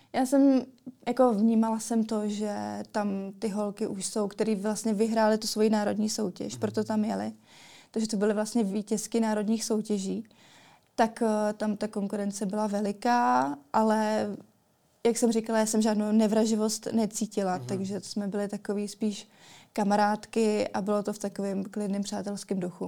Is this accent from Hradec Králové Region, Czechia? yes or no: yes; Kostelec nad Orlicí, Hradec Králové Region, Czechia; pocházím z Kostelce na Todlicí